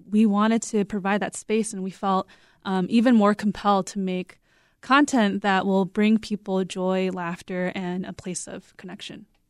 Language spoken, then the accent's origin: English; United States; we are three Korean American women